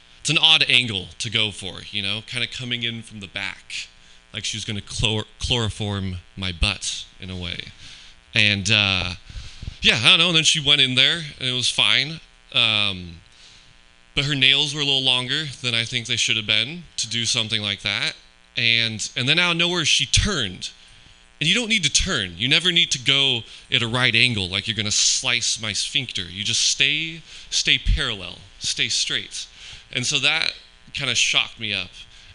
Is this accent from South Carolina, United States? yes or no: no; Pleasanton, California, United States; I am from Pleasanton